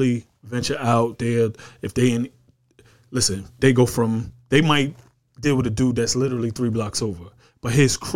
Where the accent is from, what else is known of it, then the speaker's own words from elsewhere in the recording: New York, United States; I was from New York